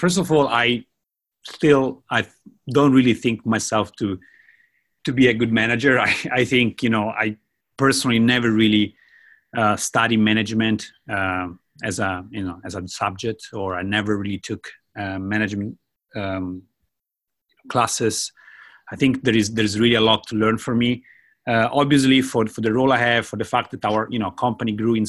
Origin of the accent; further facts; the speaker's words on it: Italy; moved away as an adult; now in Japan; I'm from Italy. I moved to Japan about 11 years ago as a language student.